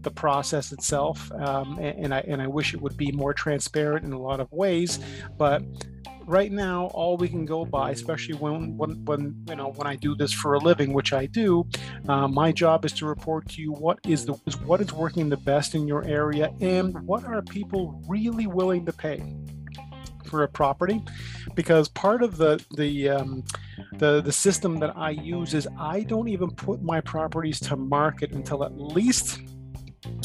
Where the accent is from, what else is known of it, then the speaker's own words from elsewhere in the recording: Toronto, Ontario, Canada; also born or lived in East York; now in Toronto, Canada; Having grown up in Scarborough, I was born in Scarborough, grew up there. I've since moved to the East York area